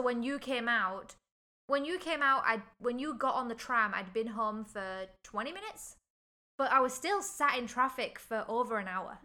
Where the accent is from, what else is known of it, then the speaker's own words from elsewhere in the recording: England, United Kingdom; moved away as an adult; now in Hong Kong; I'm from England.